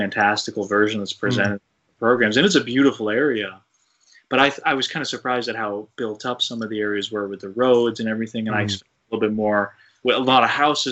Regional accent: New England, United States; I grew up in New England

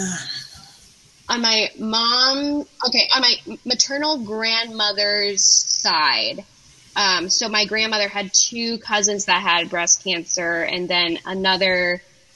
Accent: Maryland, United States; I'm from Maryland

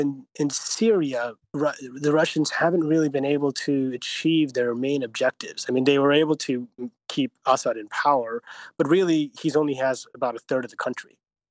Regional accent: United States; as an American

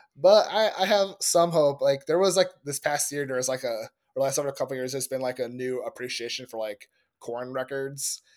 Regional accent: Indiana, United States; my home state of Indianapolis

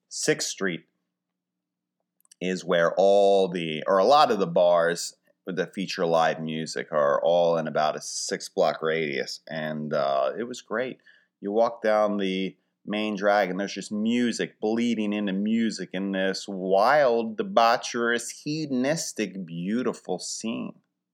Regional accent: Philadelphia, Pennsylvania, United States; A big thing, of course, when you're traveling, people say, where are you from? I would say Philly, and people are very, receptive, nice.

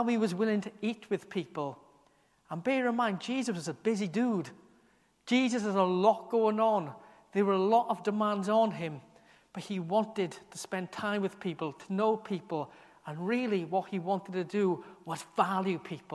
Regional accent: Merthyr Tydfil, Wales, United Kingdom; now in Aberystwyth, United Kingdom; I was born in Merthyr, but now Aberystwyth is a strong part of my identity, a strong part of who I am now, something I chose to do, to move here

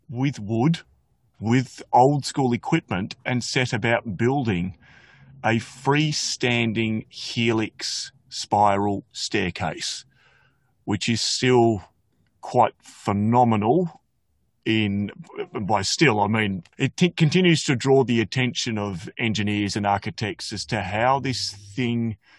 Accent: Flinders Island, Tasmania, Australia; I grew up on Flinders Island

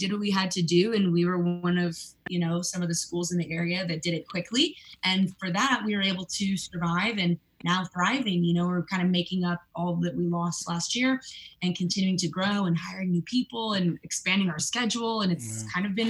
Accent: California, United States; I was born in California and raised here

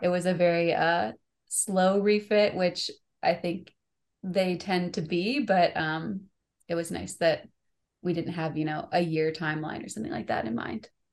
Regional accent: Michigan, United States; moved away; also born or lived in San Francisco Bay Area; I grew up in Michigan, so I could swim before I could walk.

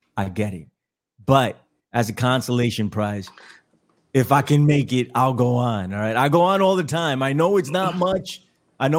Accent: New York, United States; I am from New York

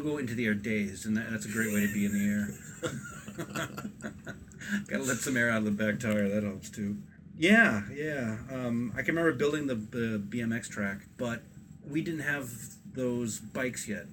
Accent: Bloomfield, Connecticut, United States; also born or lived in Hebron, Connecticut; I grew up, we're in Hebron now in Connecticut, and I grew up in Bloomfield.

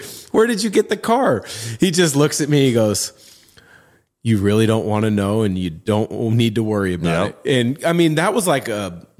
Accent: United States; I grew up in the Portland, Vancouver area

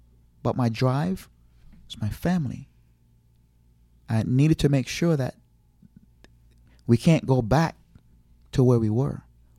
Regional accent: Jamaica; I have an accent. I'm from Jamaica. I can't do it.

